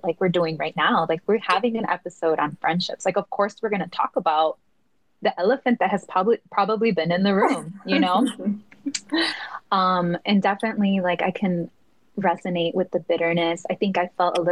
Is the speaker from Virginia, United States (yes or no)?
no; Chicago, Illinois, United States; moved away as an adult; We grew up in the same neighborhood. We come from the Back of the Yards, which is a Southside Chicago community